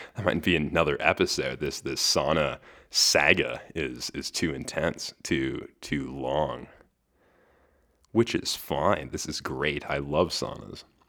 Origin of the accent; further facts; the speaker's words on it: Western Canada, Canada; my Western Canadian uninformed perspective